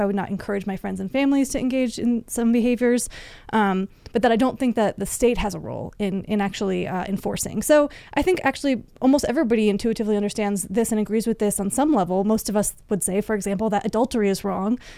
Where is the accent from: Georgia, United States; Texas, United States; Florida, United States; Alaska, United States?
Florida, United States; moved away as an adult; also born or lived in Washington, D.C.; I grew up in Florida, mostly in Florida, at least